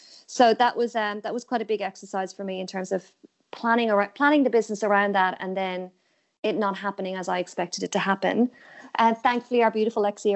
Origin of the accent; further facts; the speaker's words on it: Ireland; moved away as an adult; now in Australia; I'm obviously originally from Ireland and I've been in Australia for 10 years